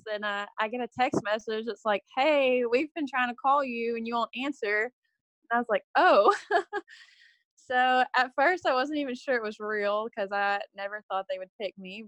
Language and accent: English; Hampshire, Texas, United States; I was born and raised in Hampshire, Texas